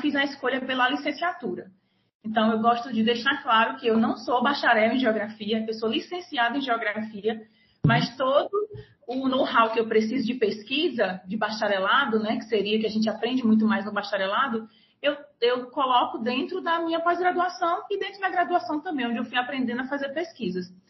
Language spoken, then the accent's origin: Portuguese; Nova Russas, Ceará, Brazil; moved away as an adult; also born or lived in Fortaleza; now in Rio Grande do Norte, Brazil; Eu sou natural do Ceará, mas eu vivi até os 17 anos no interior do estado, num município chamado Nova Russas.